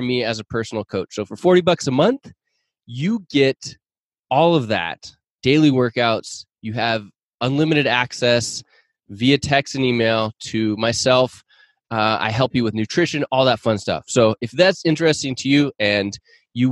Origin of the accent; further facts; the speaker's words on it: Seattle, Washington, United States; I grew up in the Seattle area or north of Seattle.